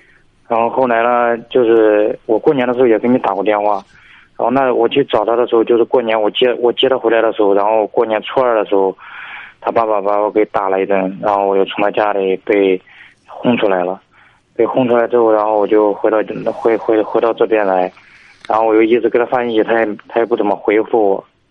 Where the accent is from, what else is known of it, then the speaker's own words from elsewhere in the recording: Hubei, China; 我是湖北的。